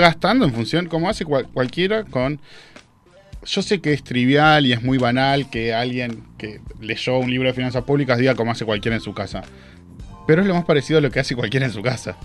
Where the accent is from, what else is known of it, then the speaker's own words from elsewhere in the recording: Argentina; somos los argentinos